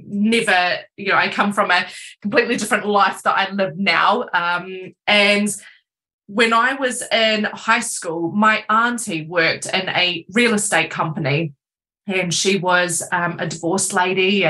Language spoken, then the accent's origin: English; New Zealand; moved away as an adult; now in Cornwall, United Kingdom; I'm not from England or Cornwall. I'm originally from New Zealand